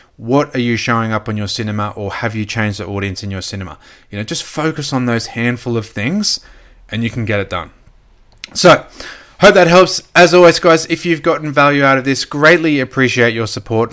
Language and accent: English; Gold Coast, Queensland, Australia; also born or lived in Brisbane; now in Sunshine Coast, Australia; I grew up on the Gold Coast, then moved to Brisbane. Now we're on the Sunshine Coast.